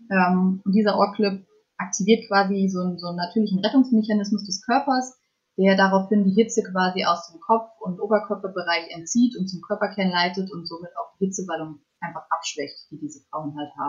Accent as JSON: {"language": "German", "town": "Fulda", "region": "Hesse", "country": "Germany", "said": "ich bin 24 Jahre alt und ich komme aus Fulda."}